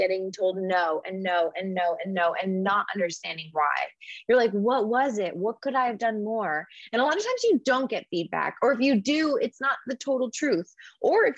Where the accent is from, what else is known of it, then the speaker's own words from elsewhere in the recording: Orlando, Florida, United States; moved away as an adult; also born or lived in Los Angeles; growing up in Orlando